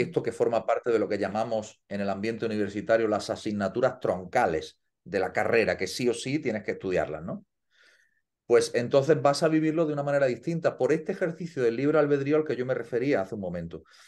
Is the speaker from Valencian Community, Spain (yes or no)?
no; Andalusia, Spain; siendo español y andaluz